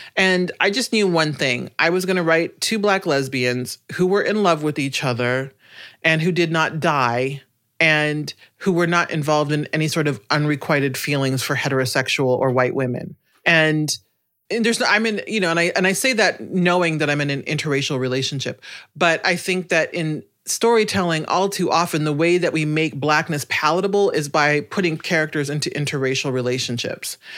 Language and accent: English; Omaha, Nebraska, United States; I grew up in Omaha, Nebraska